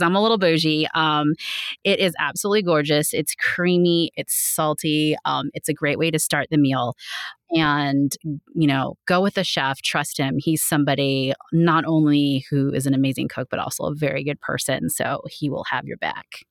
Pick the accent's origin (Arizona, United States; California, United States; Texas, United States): California, United States; Bay Area; now in Las Vegas, United States; I'm from the Bay Area, so San Francisco and Oakland